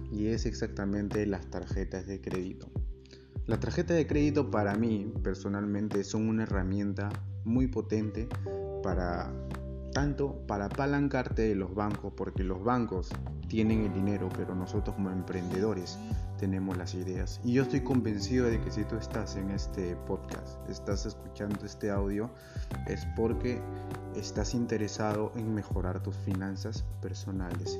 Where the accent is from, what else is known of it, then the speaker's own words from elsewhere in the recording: Peru; yo soy de Perú